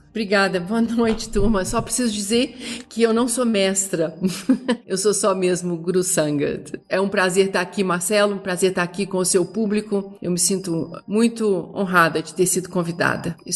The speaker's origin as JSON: {"language": "Portuguese", "town": "Uberlândia", "region": "Minas Gerais", "country": "Brazil", "tie": "born or raised there", "also_born_or_lived": "Belo Horizonte", "said": "Eu sou brasileira, nasci em Uberlândia, é, sou de uma família ah, assim, tipicamente do interior. Quando eu saí de Uberlândia, terminei eh, meus estudos e vim completar minha, minha vida acadêmica acadêmica em Belo Horizonte"}